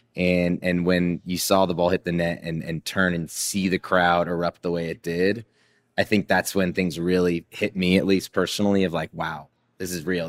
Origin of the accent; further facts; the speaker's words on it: Seattle, Washington, United States; my childhood of growing up in Seattle